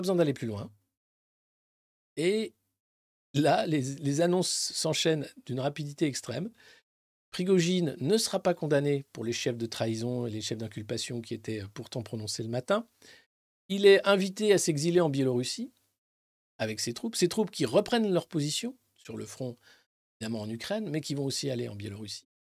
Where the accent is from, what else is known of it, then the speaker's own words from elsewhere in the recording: France; en tant que Français